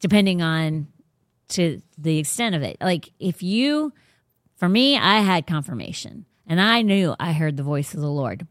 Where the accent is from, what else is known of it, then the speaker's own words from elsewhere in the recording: Sarasota County, Florida, United States; also born or lived in Virginia; I was actually born in Sarasota County, so, like, it's my home